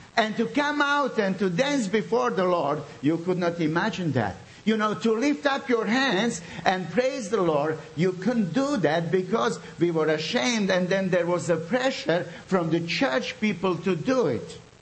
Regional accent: Srebrenica, Republika Srpska, Bosnia & Herzegovina; English is a second language; now in Zagreb, Croatia; I come from Bosnia, from the city of Srebrenica.

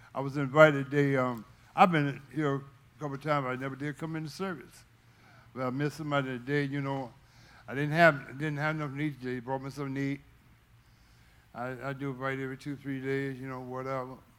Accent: Fincastle, Virginia, United States; that's where I was raised. I'm originally from Fincastle, Virginia

